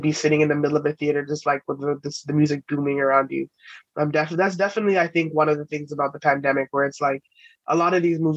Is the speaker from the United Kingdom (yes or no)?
yes; England, United Kingdom; being British, like growing up in England